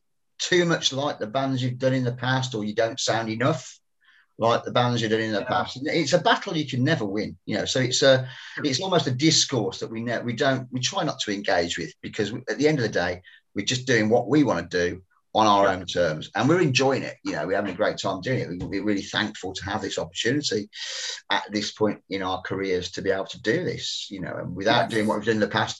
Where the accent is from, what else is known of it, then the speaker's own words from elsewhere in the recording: West Midlands, United Kingdom; because we're from the Midlands, we've got a very independent sense of our identity up here. We're not Northerners